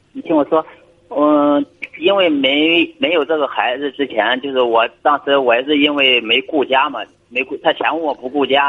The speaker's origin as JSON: {"language": "Chinese", "town": "Weihai", "region": "Shandong", "country": "China", "said": "我是山东威海这边"}